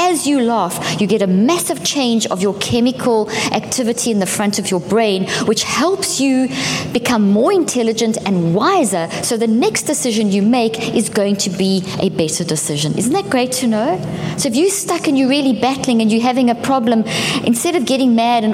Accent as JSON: {"language": "English", "country": "South Africa", "also_born_or_lived": "Zimbabwe", "moved": "yes", "said": "I come from South Africa"}